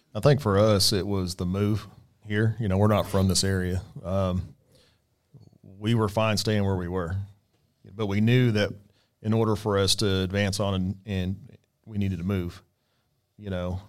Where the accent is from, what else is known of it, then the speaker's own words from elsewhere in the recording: Bartlesville, Oklahoma, United States; moved away; I'm from Bartlesville